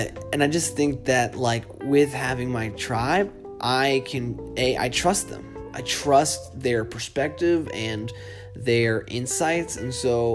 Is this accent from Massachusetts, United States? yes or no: yes; Boston, Massachusetts, United States; moved away as an adult; also born or lived in Seattle; When I grew up in Boston, I never moved a city